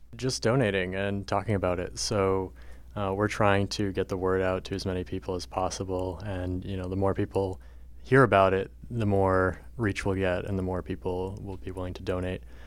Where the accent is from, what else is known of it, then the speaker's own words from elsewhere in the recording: Berlin, New Hampshire, United States; moved away; I'm from Berlin, New Hampshire. It's a very rural, small town